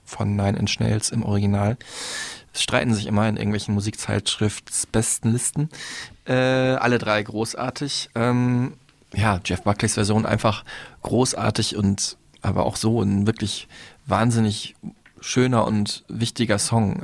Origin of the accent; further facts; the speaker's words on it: Dortmund, North Rhine-Westphalia, Germany; in Dortmund, meine Heimatstadt